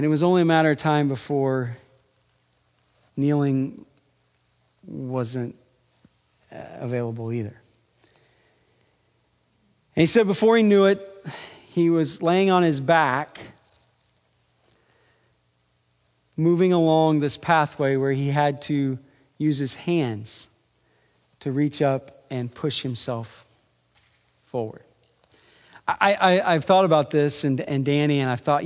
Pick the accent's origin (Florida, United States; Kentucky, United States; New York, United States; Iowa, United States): Iowa, United States; I'm from Iowa